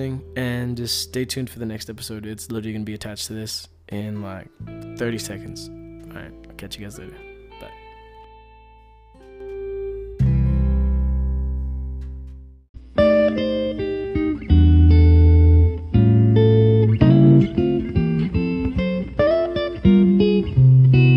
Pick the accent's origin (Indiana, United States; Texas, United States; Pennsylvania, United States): Texas, United States; El Paso; our hometown, which was like, well, obviously El Paso, Texas